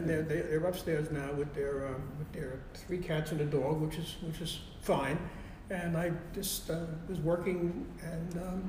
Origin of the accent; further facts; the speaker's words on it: Brooklyn, New York, United States; also born or lived in Bayside; Well, my parents, they had this apartment in Brooklyn on Charlie Avenue. And my aunt lived right next door. We had another cousin living downstairs.